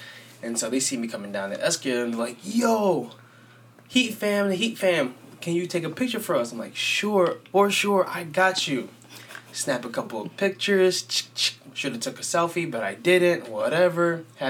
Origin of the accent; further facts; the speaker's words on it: West Palm Beach, Florida, United States; moved away; I was raised in West Palm. I live up here now